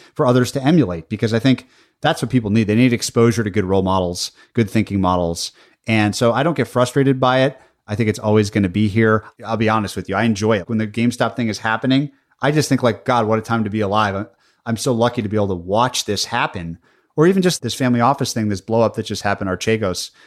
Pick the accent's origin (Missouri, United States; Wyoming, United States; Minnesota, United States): Minnesota, United States; I was born in Minnesota.